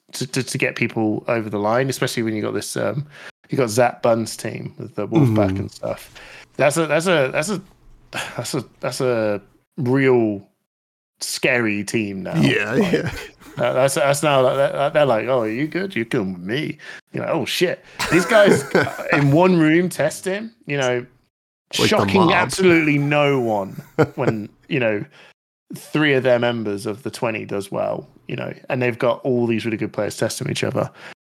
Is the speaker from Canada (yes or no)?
no; United Kingdom; I don't know where anyone's from. I'm rocking boats here. I'm British.